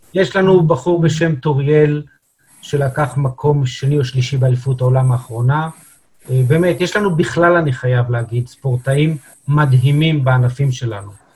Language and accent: Hebrew; Israel; אנחנו כישראלים